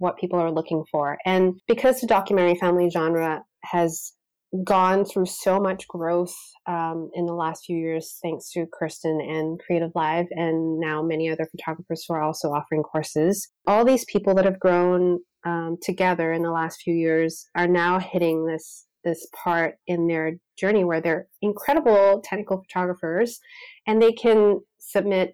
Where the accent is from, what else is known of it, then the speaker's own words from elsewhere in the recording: Canada; two Canadian photographers who love documentary work